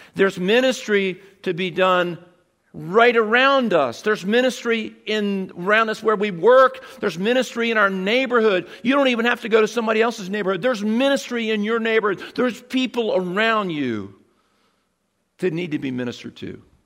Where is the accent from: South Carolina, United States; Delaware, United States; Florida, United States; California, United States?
Delaware, United States; Seaford; I grew up in Seaford